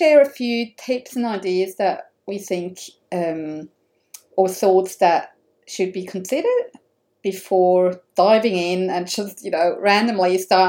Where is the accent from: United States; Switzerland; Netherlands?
Switzerland; moved away; because I'm coming from Switzerland, so we're using the metric system